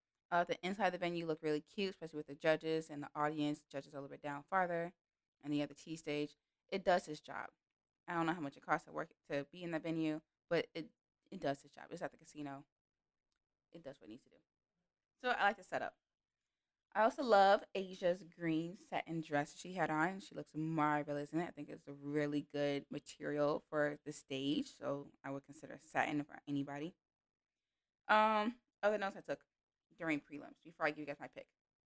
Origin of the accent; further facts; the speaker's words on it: Memphis, Tennessee, United States; moved away; also born or lived in Illinois / central Illinois; I grew up in Memphis, so I knew about Memphis.